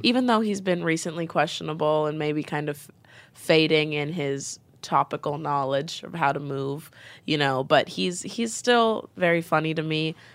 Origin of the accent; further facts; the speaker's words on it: Nebraska, United States; also born or lived in Bronx, New York / Brooklyn, New York; now in New York, United States; I'm from Nebraska, so I'm, like, a, a black girl from Nebraska who was raised Muslim, and my family is East African